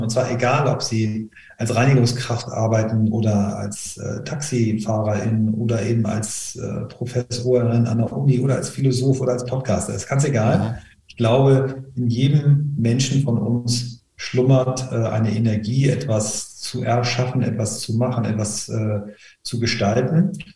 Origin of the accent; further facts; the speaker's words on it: Flensburg, Schleswig-Holstein, Germany; ich bin in Flensburg geboren als erster Sohn einer Lehrerin und eines Marineoffiziers